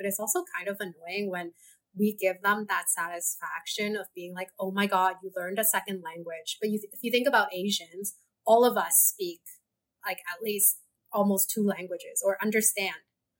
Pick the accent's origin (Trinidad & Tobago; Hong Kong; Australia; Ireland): Hong Kong; first language Cantonese; English is a second language; I spoke to you in Mandarin too. I'm from Hong Kong. My first language is Cantonese. Why are you not giving me this praise? I can also speak English.